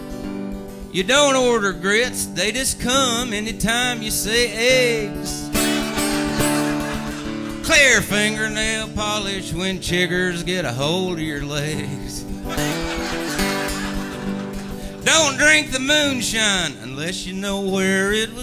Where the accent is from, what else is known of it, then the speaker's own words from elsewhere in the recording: East Tennessee, United States; also born or lived in North Carolina; over where I come from, I was raised in East Tennessee.